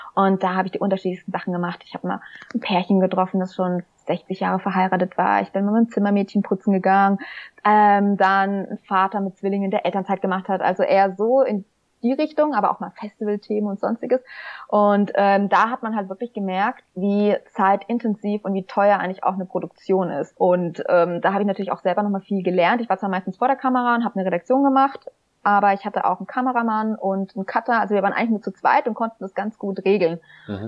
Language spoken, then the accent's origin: German; Schweinfurt, Bavaria, Germany; schon mit 14 für das Schweinfurter Tagblatt, wo ich herkomme